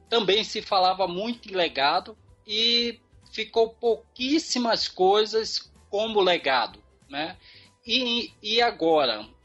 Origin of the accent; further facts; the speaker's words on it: Brazil; como eu, como um bom brasileiro, sempre otimista, sempre uhum. esperançoso